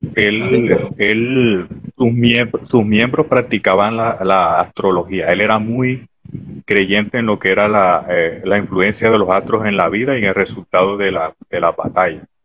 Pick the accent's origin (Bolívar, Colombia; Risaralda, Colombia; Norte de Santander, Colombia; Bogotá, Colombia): Bolívar, Colombia; Barranco de Loba; soy de Barranco de Loba, igual que el amigo Calle